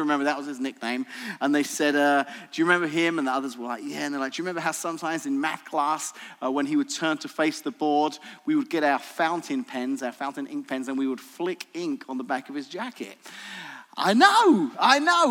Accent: England, United Kingdom; moved away as an adult; now in Washington, United States; I was born in the tropical island of Great Britain, actually England

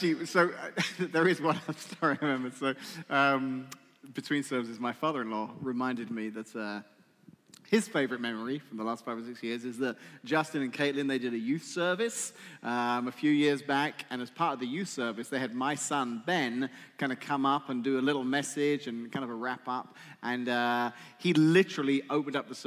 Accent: England, United Kingdom; moved away; I'm English

